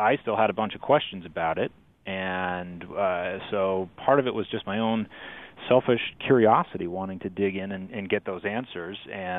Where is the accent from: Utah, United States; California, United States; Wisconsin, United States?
Utah, United States; So I am a Utah native. I grew up in South Davis County. I went to school at the University of Utah.